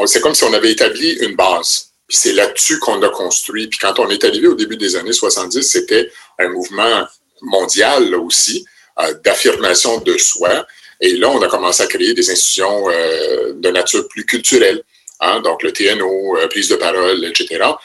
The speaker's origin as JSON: {"language": "French", "town": "Penetanguishene", "region": "Ontario", "country": "Canada", "tie": "born or raised there", "also_born_or_lived": "Brampton, Ontario / Sudbury region, Ontario", "said": "je suis né à Brampton, j'y ai passé un an uniquement. Euh, par la suite, mon père a poursuivi sa carrière dans la région de Penetang"}